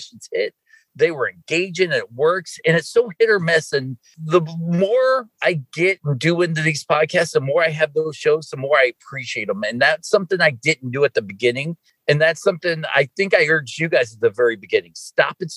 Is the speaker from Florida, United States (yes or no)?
no; Boston, Massachusetts, United States; I was born in Boston